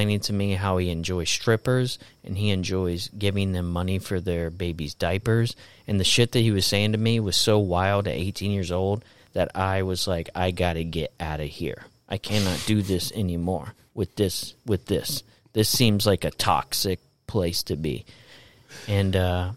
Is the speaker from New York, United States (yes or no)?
no; Florida, United States; And I grew up in Florida.